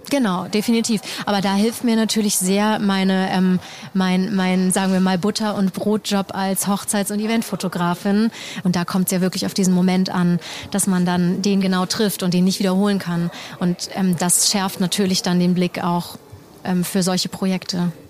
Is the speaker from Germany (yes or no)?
yes; Germany; hier im, im eigenen Land oder hier, wo ich aufgewachsen bin